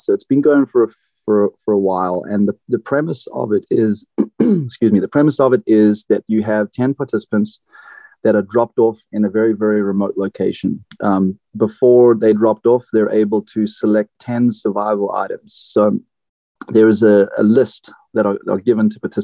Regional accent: South Africa; moved away as an adult; also born or lived in Tanzania / Florida, United States / California, United States; now in Oregon, United States; When I was a kid, I grew up between Tanzania and South Africa. I was born in South Africa.

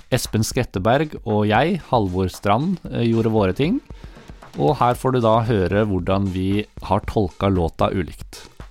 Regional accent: Notodden, Telemark, Norway; jeg er fra Notodden

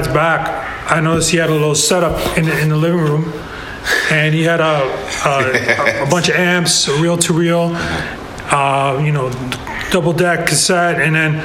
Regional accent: Toronto, Ontario, Canada; also born or lived in Panama; you can say I was kind of born here because, I mean, I moved here when I was like 2 years old

